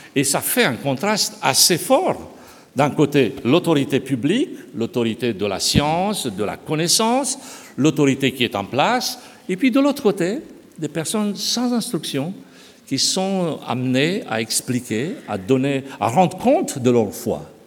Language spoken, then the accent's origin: French; Romania; moved away; je suis né en Roumanie, j'ai connu une partie de cette période.